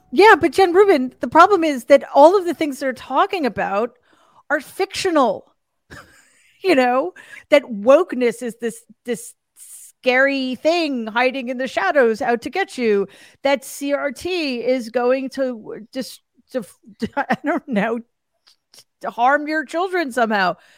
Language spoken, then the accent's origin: English; New York City, New York, United States; I grew up in Jamaica, Queens